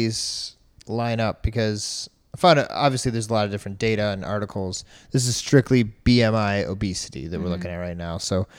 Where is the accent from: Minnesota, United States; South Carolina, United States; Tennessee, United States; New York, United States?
New York, United States; also born or lived in New Albany, Ohio; now in Columbus, United States; I'm from New York